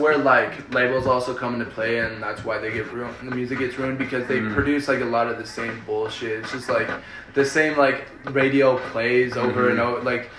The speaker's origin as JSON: {"language": "English", "region": "Colorado", "country": "United States", "first_language": "Spanish", "second_language": "English", "said": "But I'm from Colorado."}